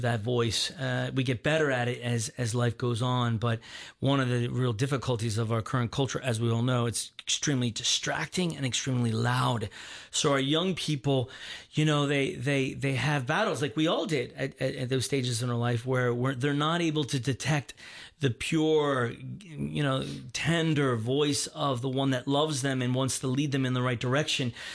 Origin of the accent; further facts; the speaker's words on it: Baltimore, Maryland, United States; I was born and raised in Baltimore, Maryland, outside of Baltimore, Maryland.